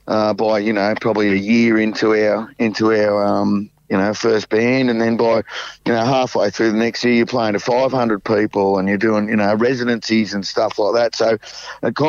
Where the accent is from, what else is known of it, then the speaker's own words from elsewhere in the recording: Cardiff, New South Wales, Australia; I grew up in Cardiff